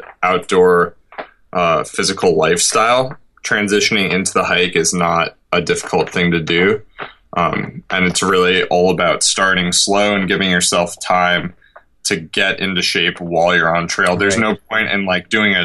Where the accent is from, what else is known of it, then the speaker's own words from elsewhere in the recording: rural Vermont, United States; I grew up in rural Vermont, and I just had unlimited time when I was younger to play outside